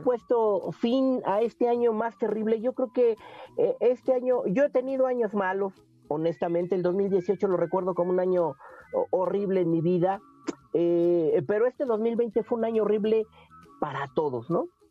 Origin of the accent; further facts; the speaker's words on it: Mexico; nosotros como mexicanos